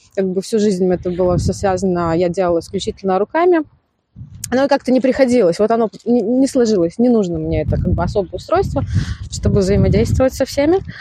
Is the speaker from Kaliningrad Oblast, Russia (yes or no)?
no; Beryoza, Samara Oblast, Russia; я сама из Березы, как бы оттуда начинала.